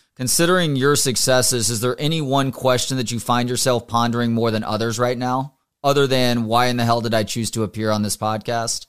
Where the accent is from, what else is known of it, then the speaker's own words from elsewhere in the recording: Dallas-Fort Worth area, Texas, United States; now in Austin, United States; grew up in the D F W area, went to school here in Austin